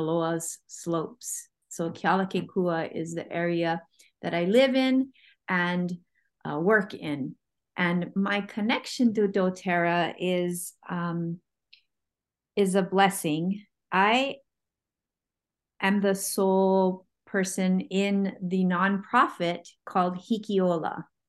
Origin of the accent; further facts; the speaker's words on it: Oahu, Hawaii, United States; I am from Hawaii. Um, I grew up on Oahu